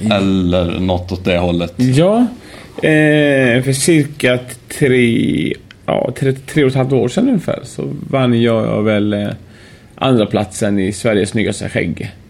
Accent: Iran; also born or lived in Uddevalla, Sweden; now in Sweden; jag är iranier vet du, vi, vi, får ju hår tidigt.

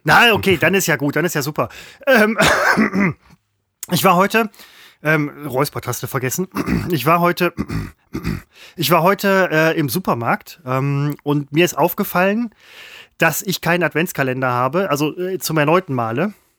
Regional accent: Velbert, North Rhine-Westphalia, Germany; ich komme aus Fellbad

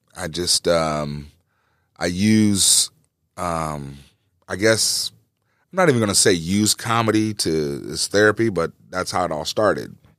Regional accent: East Moline, Illinois, United States; also born or lived in Jackson, Mississippi; I grew up in East Moline. We moved, uh, from Jackson, Mississippi when I was three years old

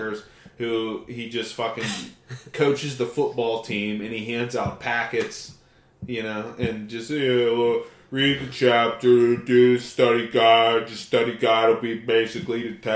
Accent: New Castle, Pennsylvania, United States; also born or lived in Ellwood City, Pennsylvania; I'm from Newcastle

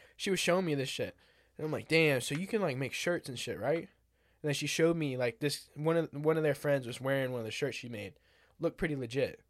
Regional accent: United States; I'm from America

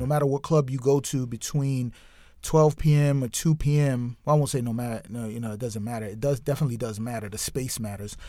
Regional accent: New York City, New York, United States; moved away; also born or lived in Washington, D.C.; I grew up in New York City

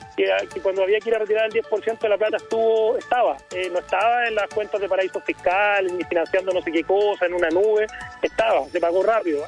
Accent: Placilla, O'Higgins, Chile; also born or lived in San Fernando, Chile; yo soy provinciano, soy de San Fernando, en realidad de Placilla, un pueblo chiquitito en la provincia de Colchagua

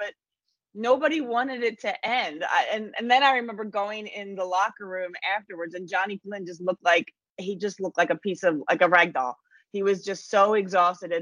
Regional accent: New Jersey, United States; I was a kid growing up in New Jersey

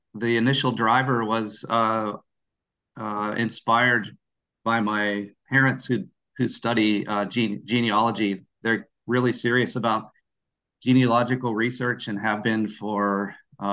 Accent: Pittsburgh, Pennsylvania, United States; I grew up in Pittsburgh

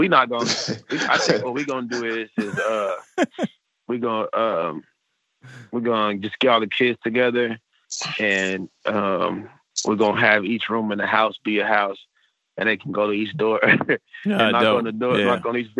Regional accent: Midwest, United States; we the Midwest.

